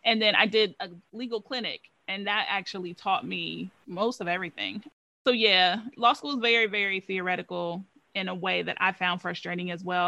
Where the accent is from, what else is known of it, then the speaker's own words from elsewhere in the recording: Ohio, United States; moved away as an adult; also born or lived in Louisiana; I'm from Ohio